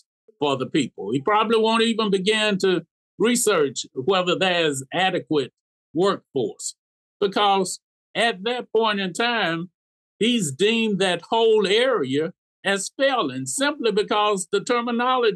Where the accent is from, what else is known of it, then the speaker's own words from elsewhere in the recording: Black Belt, Alabama, United States; I'm from the Black Belt. I represent a poverty-stricken area